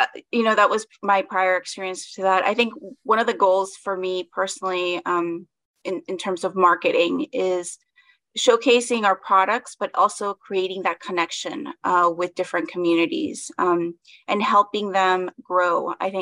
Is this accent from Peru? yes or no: yes; Lima, Peru; now in Washington, D.C., United States; I'm originally from, I was born in Peru, in Lima. My mother is from Chile. My dad is from Peru. I'm based in the Washington, D.C. metro area.